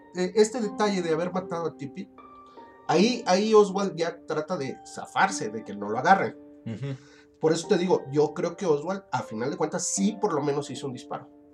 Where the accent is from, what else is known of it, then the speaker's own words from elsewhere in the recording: Mexico; para nosotros como, mexicanos